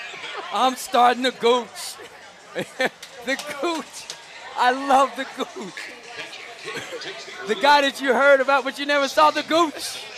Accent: Chicago, Illinois, United States; moved away; Chicago's just a great city, and no matter what, it's one of those towns that they support me no matter what, and I just love growing up there.

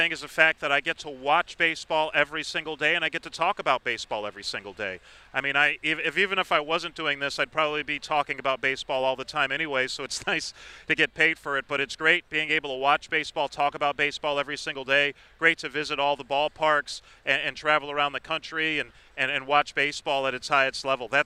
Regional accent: New York City, New York, United States; moved away; I grew up in the Bronx.

